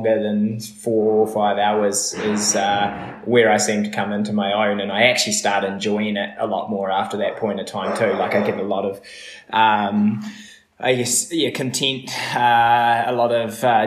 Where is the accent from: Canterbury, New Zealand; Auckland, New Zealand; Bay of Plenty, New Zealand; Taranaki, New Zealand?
Canterbury, New Zealand; Methven; also born or lived in Byron Bay, Australia; now in Wānaka, New Zealand; The both of us grew up in a small town called Methven, not far out of Christchurch